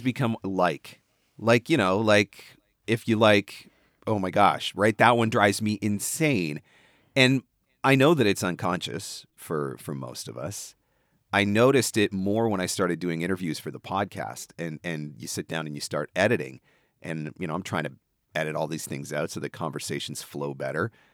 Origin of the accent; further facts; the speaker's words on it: Canada; you're from Canada